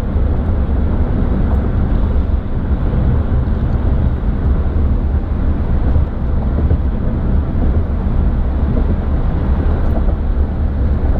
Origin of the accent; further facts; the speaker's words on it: Netherlands; now in Naples, United States; I'm from the Netherlands, but I live in Naples.